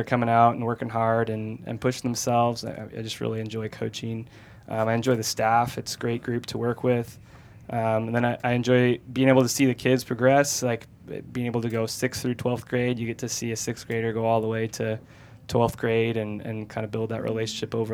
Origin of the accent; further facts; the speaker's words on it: Washington State, and Idaho, Pacific Northwest, United States; moved away as an adult; also born or lived in Sacramento, California; I was born and raised in the Pacific Northwest, Washington State, and Idaho